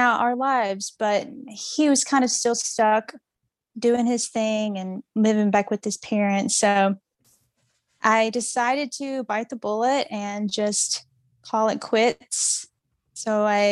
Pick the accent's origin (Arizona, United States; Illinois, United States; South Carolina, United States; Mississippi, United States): Mississippi, United States; I am from Mississippi